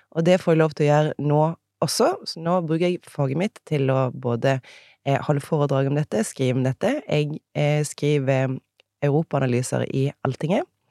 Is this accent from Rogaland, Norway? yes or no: yes; Egersund, Rogaland, Norway; accent: Egersund dialect; moved away as an adult; also born or lived in Bergen; now in Oslo, Norway; Så jeg, dialekten min er fra Egersund. Der kommer jeg ifra